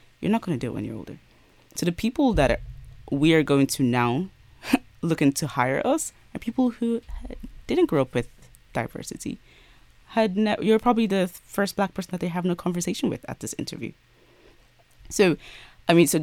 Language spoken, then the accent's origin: English; Ireland; I grew up in Ireland